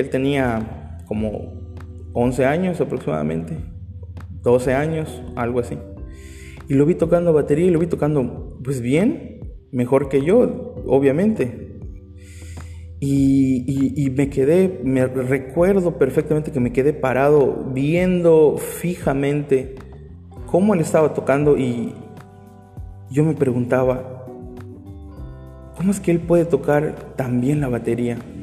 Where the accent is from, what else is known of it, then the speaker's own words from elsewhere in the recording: Mexico; somos mexicanos